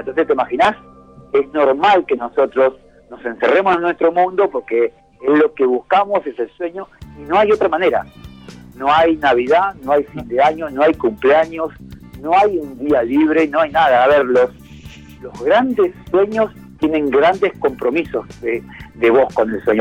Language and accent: Spanish; Argentina; a mí me escuchan hablar español y bien argentino. No soy francés, ni italiano, ni suizo